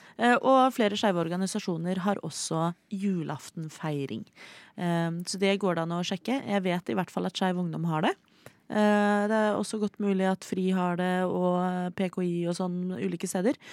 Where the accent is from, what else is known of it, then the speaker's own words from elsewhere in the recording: Oslo, Norway; jeg er fra Oslo